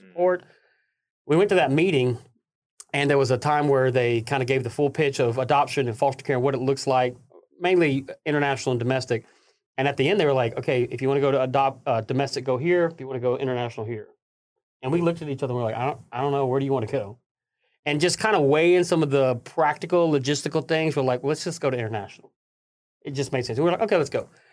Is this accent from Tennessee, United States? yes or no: yes; Middle Tennessee, United States; also born or lived in Nashville, Tennessee; I was born in Nashville, Tennessee